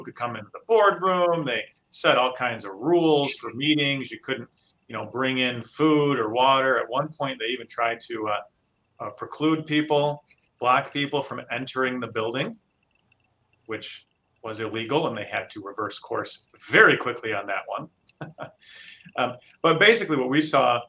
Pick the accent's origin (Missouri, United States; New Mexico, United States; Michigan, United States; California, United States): Michigan, United States; Hudsonville; grew up in Hudsonville.